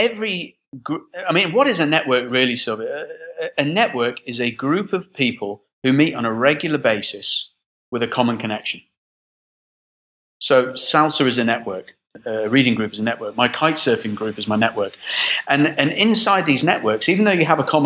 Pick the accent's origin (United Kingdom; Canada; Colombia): United Kingdom; Midlands, England; also born or lived in Brixham, Devon; now in United Arab Emirates; Moved when I was 8 years old to the Midlands, and I lived in the Midlands